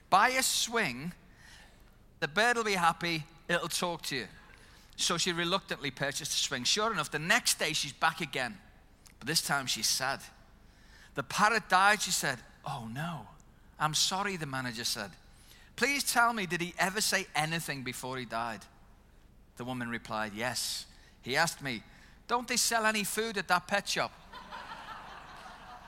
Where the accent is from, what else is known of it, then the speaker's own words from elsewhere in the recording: Liverpool, North West England, United Kingdom; moved away as an adult; now in New Zealand; I'm from Liverpool